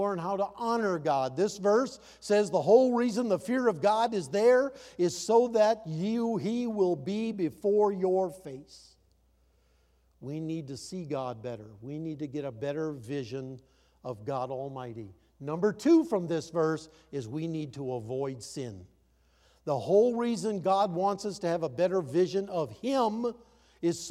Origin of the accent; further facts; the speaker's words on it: Iowa, United States; When I grew up in Iowa, we didn't have running water.